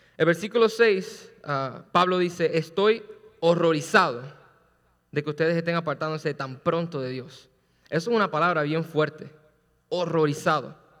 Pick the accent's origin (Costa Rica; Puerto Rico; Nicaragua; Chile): Puerto Rico; yo soy boricua